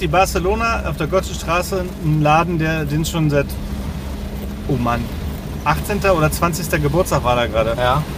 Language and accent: German; Leipzig, Saxony, Germany; als Leipziger